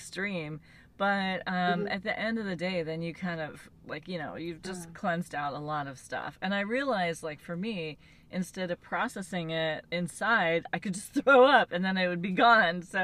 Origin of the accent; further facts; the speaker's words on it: Los Angeles, California, United States; I'm from L.A.